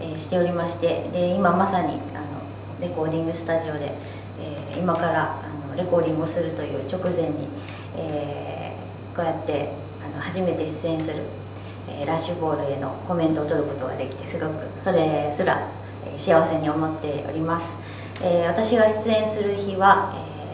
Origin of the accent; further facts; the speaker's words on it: Kansai, Japan; 関西出身のアーティスト